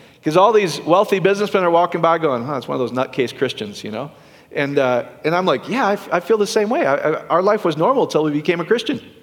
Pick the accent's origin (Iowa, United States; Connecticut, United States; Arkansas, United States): Iowa, United States; I'm from Iowa